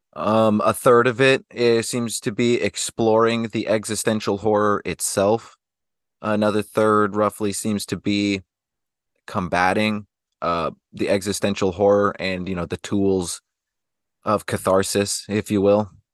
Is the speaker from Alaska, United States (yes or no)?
yes; Anchorage, Alaska, United States; I was raised in Alaska, so, you know, there's just, there's the minimal things out there, even in the places like Anchorage where I was around